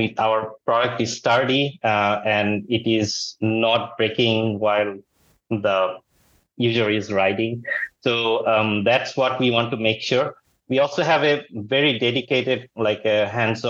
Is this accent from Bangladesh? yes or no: yes; Bangladesh; moved away as an adult; also born or lived in Texas, United States / Silicon Valley, United States; now in United States; Originally, I'm from Bangladesh, but like last almost 19 years, I'm in the United States.